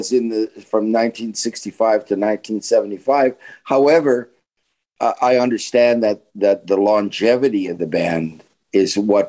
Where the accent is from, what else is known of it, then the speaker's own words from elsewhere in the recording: Winnipeg, Manitoba, Canada; And he knew who I was because I was a star in Winnipeg.